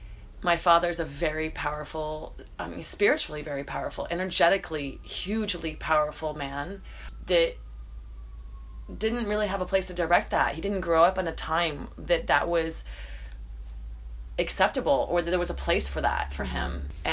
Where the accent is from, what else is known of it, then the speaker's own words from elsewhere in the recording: Atlanta, Georgia, United States; In Atlanta, Georgia.